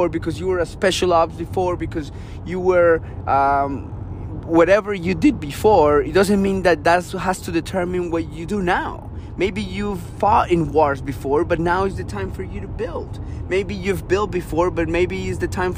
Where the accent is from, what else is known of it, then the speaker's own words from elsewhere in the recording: Colombia; moved away; I grew up in Colombia.